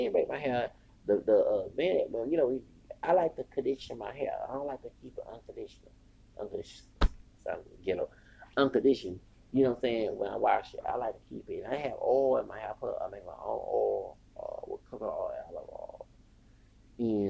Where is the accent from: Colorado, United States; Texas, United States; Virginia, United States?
Texas, United States; I'm from Texas